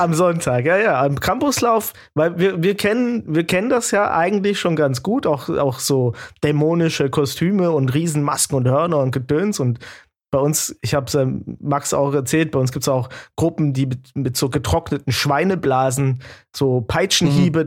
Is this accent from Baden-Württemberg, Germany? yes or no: yes; Baden-Württemberg, Germany; ich bin Schwabe